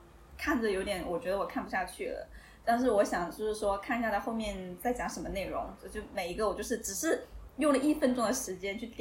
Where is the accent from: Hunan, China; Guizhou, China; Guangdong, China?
Hunan, China; 哦，对，我是湖南的。